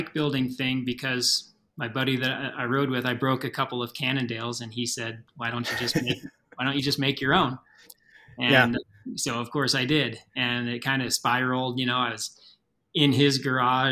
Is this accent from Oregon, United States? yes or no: yes; just outside of Portland, Oregon, United States; moved away as an adult; now in Steamboat Springs, United States; my hometown, which is just outside of Portland, Oregon